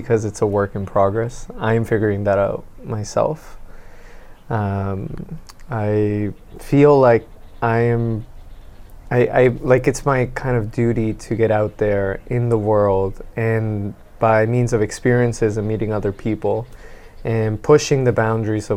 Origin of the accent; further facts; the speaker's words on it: Venezuela; now in Canada; we come from Venezuela